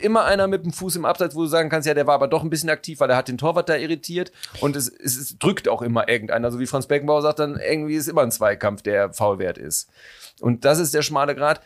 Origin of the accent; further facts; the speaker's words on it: North Rhine-Westphalia, Germany; now in Cologne, Germany; dieser Teil meiner Heimat